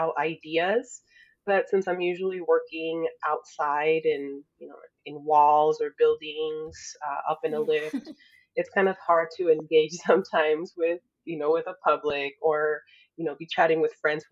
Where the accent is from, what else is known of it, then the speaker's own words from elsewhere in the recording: Sonora, Mexico; now in Tucson, United States; I was born in Mexico to a family of artisans. So my grandparents had a curiosity shop in Muralist, Sonora, Mexico